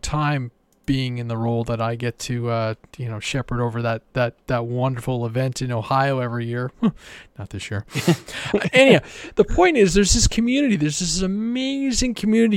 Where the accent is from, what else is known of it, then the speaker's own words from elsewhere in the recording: Canada; I'm Canadian